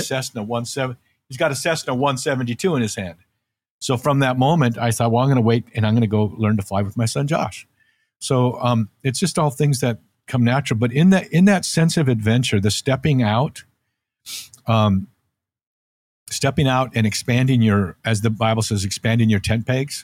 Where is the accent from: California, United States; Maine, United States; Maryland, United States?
California, United States; Santa Cruz; also born or lived in North Dakota; "We're moving to California, to Santa Cruz, California, and you're gonna surf."